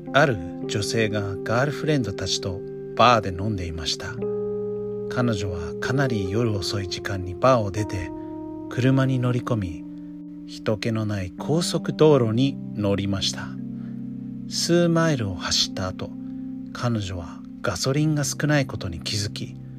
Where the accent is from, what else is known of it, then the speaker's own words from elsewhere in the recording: United States; Japanese is a second language; moved away; 私の母国でもあるアメリカ